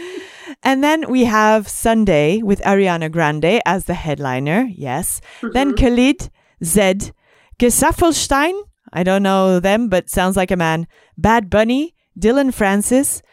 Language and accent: English; Belgium; I'm used to festivals with like 12 stages because I'm from Belgium